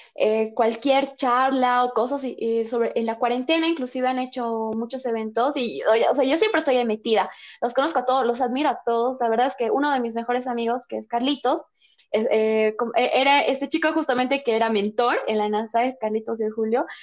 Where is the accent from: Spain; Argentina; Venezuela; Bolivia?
Bolivia; nosotros como bolivianos